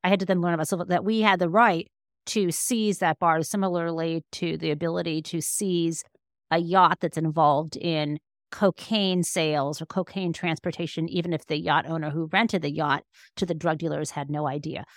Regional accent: Michigan, United States; I was growing up in Michigan

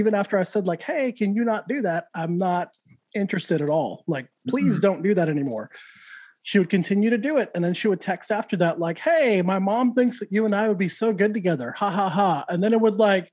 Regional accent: Santa Fe, New Mexico, United States; Santa Fe, New Mexico, born and raised

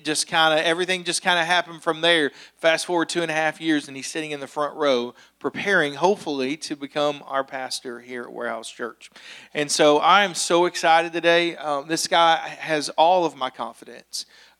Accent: Kentucky, United States; he's from Florida, I'm from Kentucky, or he currently lives in Florida, I'm from Kentucky.

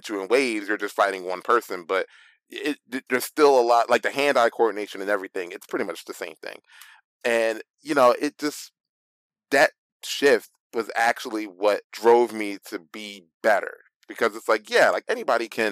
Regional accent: Philadelphia, Pennsylvania, United States; growing up in Philly

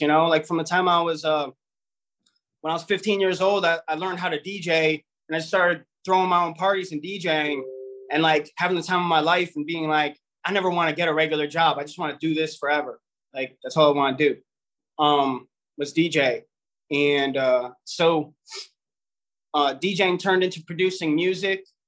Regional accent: Cleveland, Ohio, United States; We're from Cleveland, Ohio. I'm I'm from Cleveland

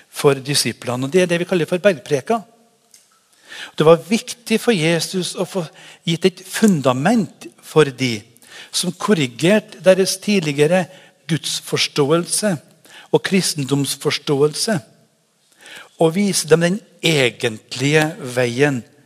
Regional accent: Trøndelag, Norway; now in Haugesund, Norway; Jeg er trønder, men det er lenge siden jeg har bodd der oppe

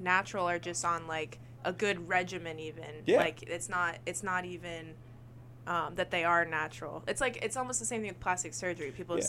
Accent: Michigan, United States; I'm from Michigan

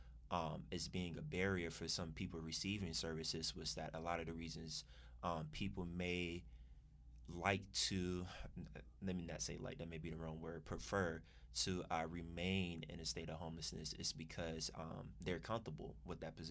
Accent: Orlando, Florida, United States; moved away as an adult; also born or lived in New York City; now in Atlanta, United States; Originally, I'm from Orlando, Florida

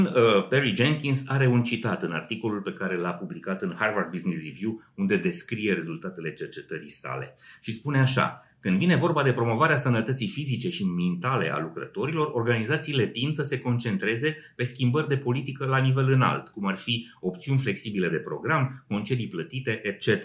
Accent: Romania; la noi în țară

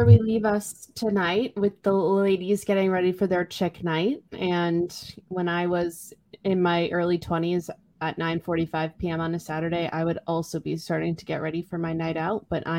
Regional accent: Boston, Massachusetts, United States; I am from Boston.

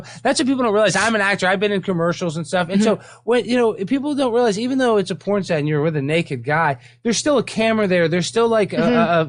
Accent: Dallas, Texas, United States; moved away as an adult; also born or lived in Baton Rouge / Los Angeles; I'm from Dallas

